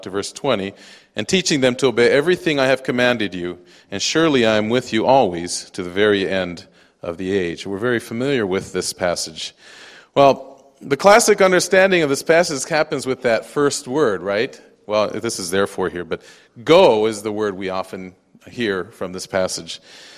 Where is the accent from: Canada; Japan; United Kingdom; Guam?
Japan; also born or lived in United States; I'm a missionary kid, and so I grew up in Japan. I speak fluent Japanese. My wife will tell you I'm more Japanese than American.